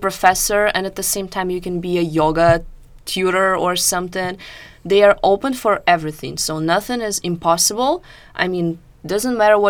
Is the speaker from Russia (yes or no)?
yes; Russia; now in Boston, United States